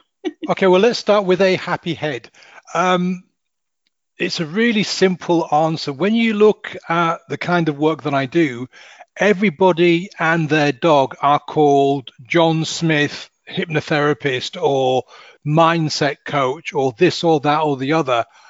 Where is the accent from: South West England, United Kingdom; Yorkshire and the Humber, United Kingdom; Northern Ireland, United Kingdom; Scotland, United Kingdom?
Yorkshire and the Humber, United Kingdom; Hull; moved away; also born or lived in south of England; I'm from um, Hull, oh. H U L L Hull